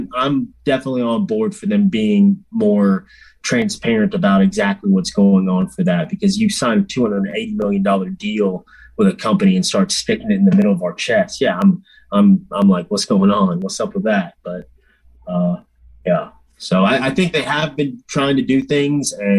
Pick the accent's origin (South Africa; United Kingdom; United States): United States; Louisiana; I'm from Louisiana.